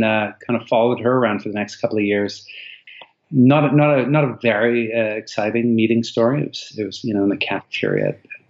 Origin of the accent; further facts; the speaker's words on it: Toronto, Ontario, Canada; moved away as an adult; also born or lived in British Columbia; I'm from Canada. I grew up in Toronto pretty much my whole life until I was 19. I moved out west for 2 years and then I've been abroad pretty much the last 19.